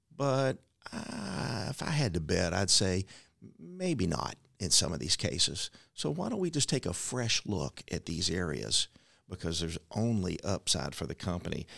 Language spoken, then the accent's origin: English; Louisville, Kentucky, United States; Louisville's my hometown. It's my family's hometown.